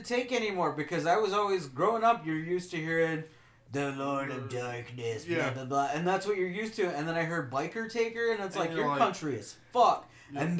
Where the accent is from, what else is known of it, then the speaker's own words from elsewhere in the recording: Garden Prairie, Illinois, United States; I'm from Garden Prairie.